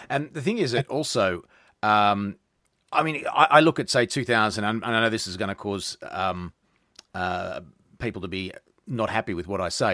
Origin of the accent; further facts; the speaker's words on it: Australia; I'm Australian